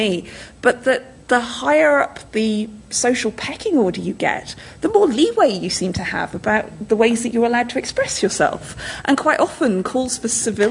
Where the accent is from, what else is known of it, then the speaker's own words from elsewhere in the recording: the north of England, United Kingdom; accent: northern; my northern native accent